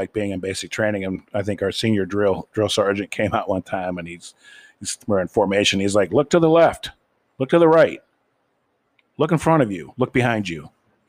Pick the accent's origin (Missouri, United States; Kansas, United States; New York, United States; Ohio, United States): Ohio, United States; moved away as an adult; I grew up relatively poor in Ohio